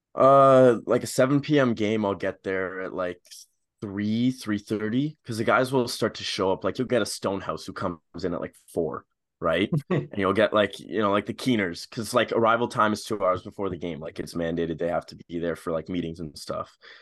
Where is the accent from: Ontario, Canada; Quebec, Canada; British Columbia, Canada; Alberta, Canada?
Ontario, Canada; Ottawa; I'm from Ottawa